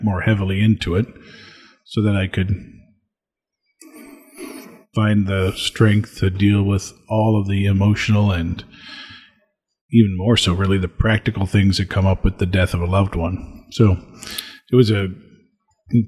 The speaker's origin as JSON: {"language": "English", "town": "Springfield", "region": "Illinois", "country": "United States", "tie": "born or raised there", "said": "I served the 6:20 a.m. Mass at the parish I grew up in Springfield, Illinois"}